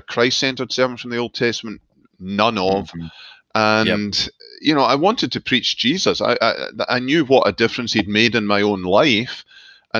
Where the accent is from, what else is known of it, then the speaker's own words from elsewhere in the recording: Glasgow, Scotland, United Kingdom; moved away as an adult; also born or lived in Scottish Highlands; now in United States; I was born and brought up in Glasgow